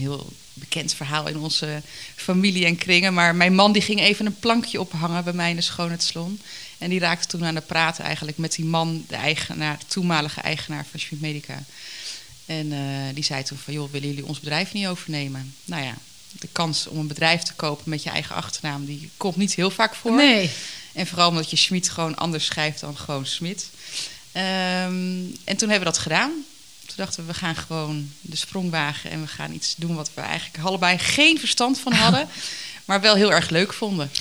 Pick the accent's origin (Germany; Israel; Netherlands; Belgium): Netherlands; Harderwijk, Gelderland; moved away; also born or lived in Ermelo / Putten; Ik ben geboren in Harderwijk. Opgegroeid met, eh, een leuk gezin met mijn ouders en mijn zusje